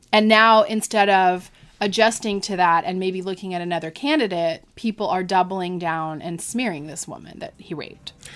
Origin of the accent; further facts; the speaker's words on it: Florida, United States; I'm from Florida